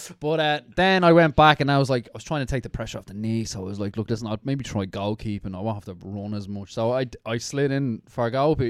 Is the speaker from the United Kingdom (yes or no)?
no; Dublin, Leinster, Ireland; I was from Inchicore, like originally. Like, so we lived on Connolly Avenue